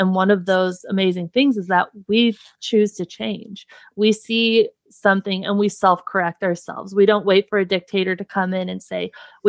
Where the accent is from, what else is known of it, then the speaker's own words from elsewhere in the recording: United States; I think that as American people, we have this opportunity to self-correct